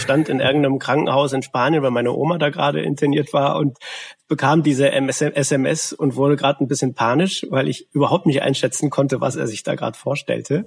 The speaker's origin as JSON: {"language": "German", "area": "Westphalia / Lippe", "region": "North Rhine-Westphalia", "country": "Germany", "also_born_or_lived": "Detmold", "moved": "as an adult", "lives_now": "Leipzig, Germany", "said": "wir kommen beide aus Westfalen beziehungsweise Lippe"}